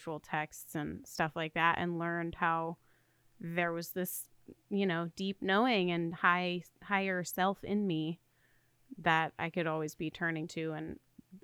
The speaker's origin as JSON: {"language": "English", "region": "the South", "country": "United States", "said": "I am from the South"}